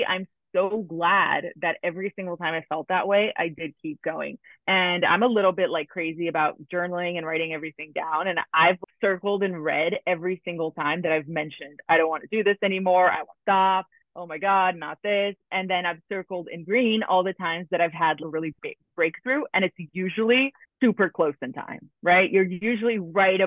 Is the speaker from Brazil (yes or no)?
yes; Brazil; now in New York, United States; I'm originally from Brazil and I'm in New York now.